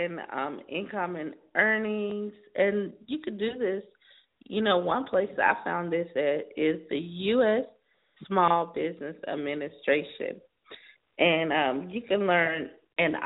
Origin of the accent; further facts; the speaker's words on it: South Carolina, United States; now in California, United States; I'm in California now, but I'm from South Carolina